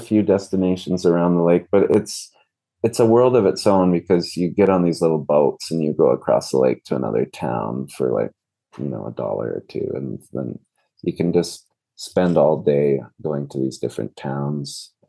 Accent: Peru; And, you know, I grew up in Peru, and when my parents went to Peru in 1994, it was like the worst country in the world to go to.

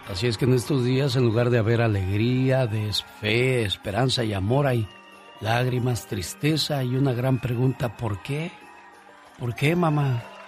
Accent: Mexico; nosotros los mexicanos, digo nosotros, pues porque somos mexicanos

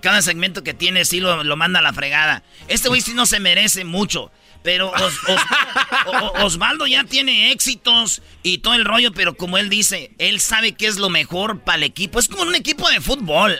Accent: Jiquilpan, Michoacán, Mexico; ahí en mi pueblo, Jiquilpan, Michoacán

